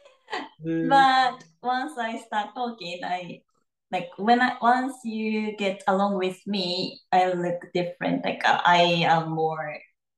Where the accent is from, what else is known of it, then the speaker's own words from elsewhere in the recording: Osaka, Japan; English is a second language; moved away as an adult; also born or lived in Florida; now in Tokyo, Japan; I'm from Osaka, Japan.